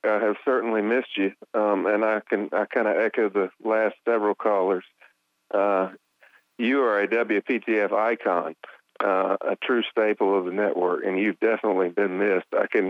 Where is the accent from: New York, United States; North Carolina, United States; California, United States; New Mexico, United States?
North Carolina, United States; Durham; growing up, born and raised in Durham. I'm 46